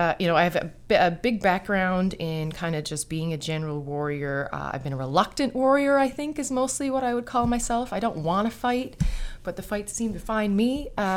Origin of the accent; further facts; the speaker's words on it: St. John's, Newfoundland and Labrador, Canada; also born or lived in United States; I was born in St. John's, Newfoundland. I've lived here most of my life. I've also lived in the States and studied abroad